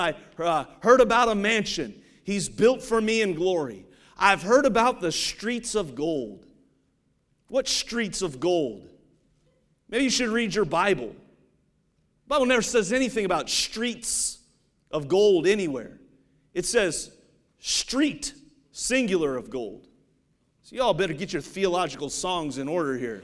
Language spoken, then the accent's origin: English; Ohio, United States; I grew up in Ohio